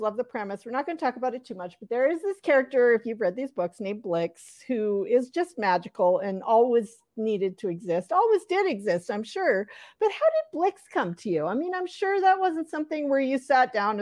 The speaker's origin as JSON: {"language": "English", "region": "the North", "country": "United States", "said": "I'm from the North where these things were not."}